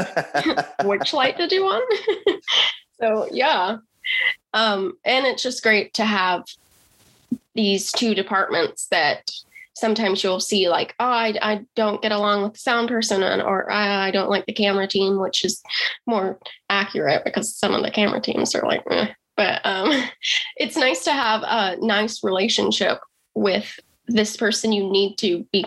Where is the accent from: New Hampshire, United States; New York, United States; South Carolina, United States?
South Carolina, United States; Rock Hill; I come from a small town in South Carolina. It's called Rock Hill, and it was a great place to grow up